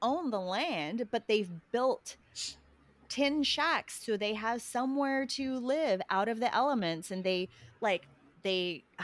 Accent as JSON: {"language": "English", "country": "Australia", "tie": "born or raised there", "also_born_or_lived": "Philippines", "moved": "yes", "lives_now": "United States", "said": "I grew up in Australia, but we would go home to the Philippines"}